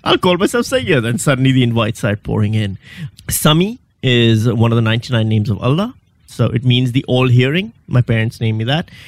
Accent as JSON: {"language": "English", "country": "Pakistan", "also_born_or_lived": "Western Australia", "moved": "as an adult", "lives_now": "Melbourne, Australia", "said": "I'm from Pakistan."}